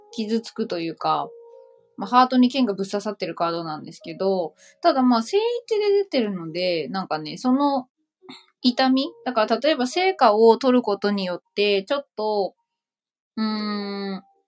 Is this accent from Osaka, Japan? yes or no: no; Saitama, Japan